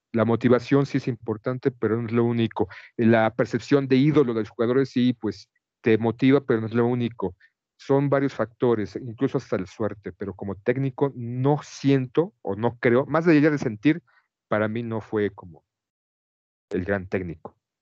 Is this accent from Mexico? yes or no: yes; Mexico; como un mexicano común y cualquiera